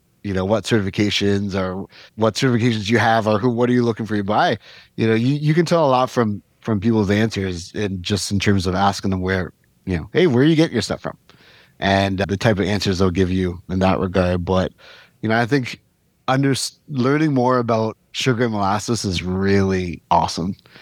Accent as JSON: {"language": "English", "country": "Canada", "tie": "born or raised there", "moved": "yes", "lives_now": "Jamaica", "said": "growing up in Canada"}